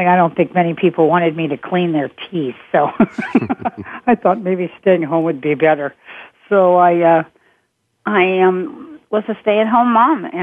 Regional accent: Wichita, Kansas, United States; I'm from Kansas, I'm from Wichita

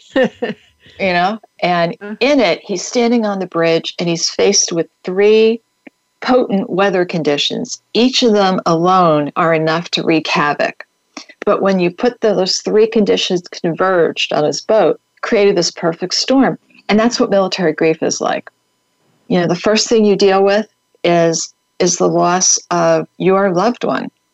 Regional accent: New York, United States; I grew up right outside of New York City

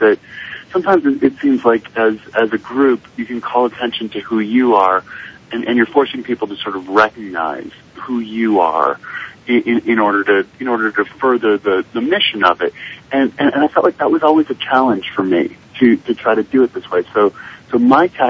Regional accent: Park City, Utah, United States; I'm actually in Park City, Utah, my hometown.

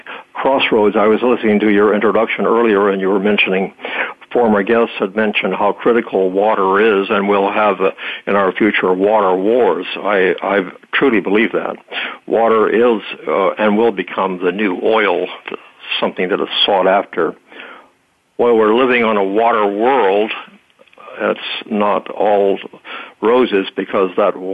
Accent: Texas, United States; I was born in Texas and spent my early years on a ranch warming type of community

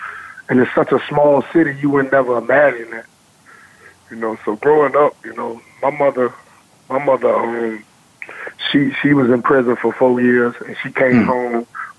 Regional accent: Chesapeake, Virginia, United States; I'm from Chesapeake, Virginia, 757 area to be exact.

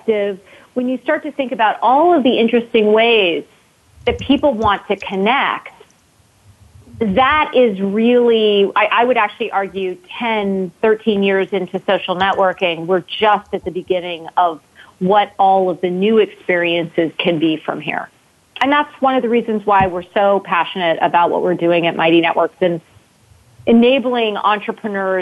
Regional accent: Cupertino, California, United States; But I am originally from Cupertino, California. So I grew up in the shadows of Apple Computer and Silicon Valley

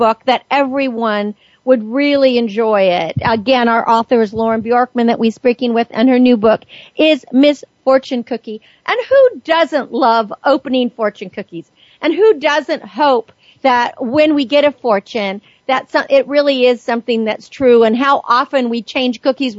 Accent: San Francisco, California, United States; San Francisco, the town where I am from

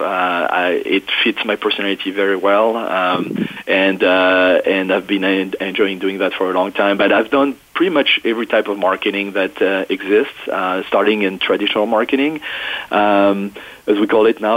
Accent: France; English is a second language; moved away as an adult; now in United States; i was not born in the U.S. I was born in France and uh, went to college uh, in Paris

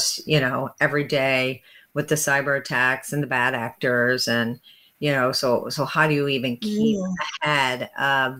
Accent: St. Louis, Missouri, United States; I'm from St. Louis

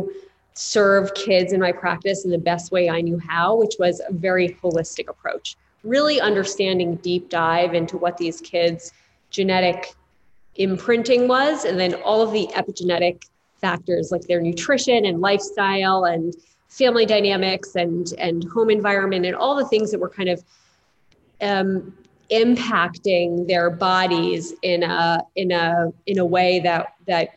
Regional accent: New Jersey, United States; now in New York, United States; I grew up in the Northeast, in New Jersey, right outside of New York City

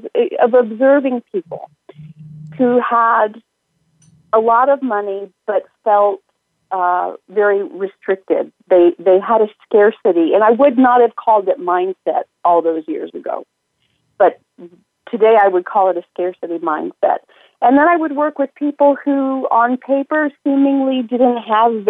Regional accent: northern Italy, Italy; moved away; also born or lived in United States; I was raised in northern Italy. I was born in the States, but did my elementary schooling in northern Italy

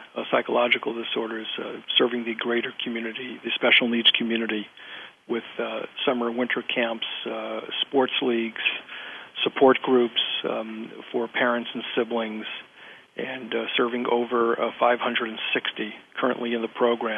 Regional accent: New York City, New York, United States; moved away as an adult; also born or lived in New Haven, Connecticut / Miami Beach, Florida / New Jersey; now in Newport Beach, United States; I was born in Brooklyn, New York

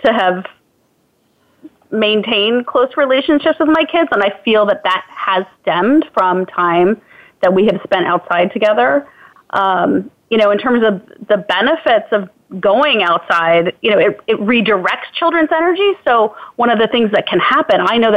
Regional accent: Virginia, United States; also born or lived in Illinois; when we moved from Illinois to Virginia when I was four

